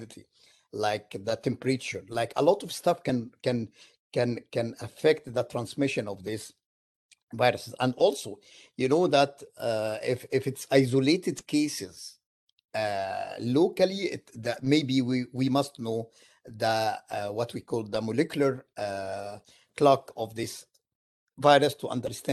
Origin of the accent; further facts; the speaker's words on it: Egypt; now in Syracuse, United States; I am from Egypt originally.